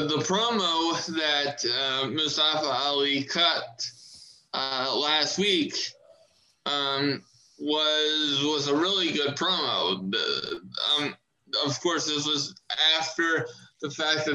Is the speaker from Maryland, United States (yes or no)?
yes; Maryland, United States; my home state. It was Morgan State University, and that's in Maryland, close to me